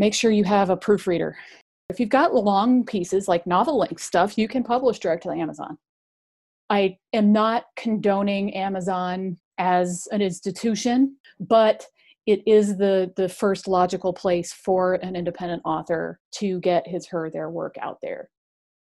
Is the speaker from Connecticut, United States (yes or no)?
no; near Cleveland, Ohio, United States; I grew up near Cleveland